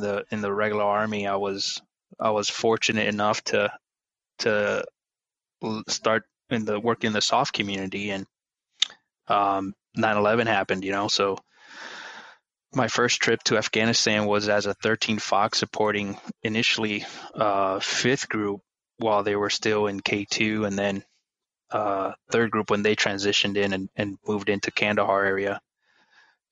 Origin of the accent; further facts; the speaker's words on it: Aguas Buenas, Puerto Rico; moved away as an adult; I grew up back in Puerto Rico in a small little farm town, Aguas Buenas.